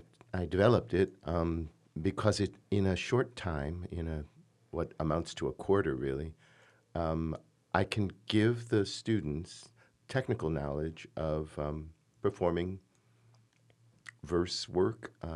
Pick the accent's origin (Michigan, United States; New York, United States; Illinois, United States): Michigan, United States; "Where are you from?" And I would say, "Michigan."